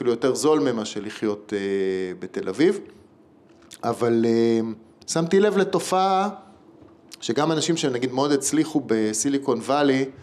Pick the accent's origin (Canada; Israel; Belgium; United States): Belgium; also born or lived in England; אני גרתי שנה {S1} באוסטרליה ואני גדלתי בתור ילד בבלגיה וגדלתי באנגליה בתיכון.